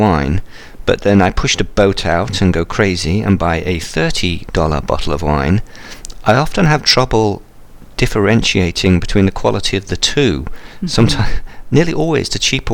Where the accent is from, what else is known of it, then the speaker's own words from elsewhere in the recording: England, United Kingdom; now in Pacific Northwest, United States; I'm in the Pacific Northwest, and I'm English